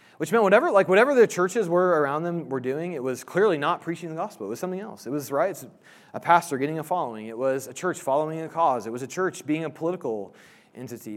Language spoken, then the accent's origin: English; Indianapolis, Indiana, United States; I grew up in Indianapolis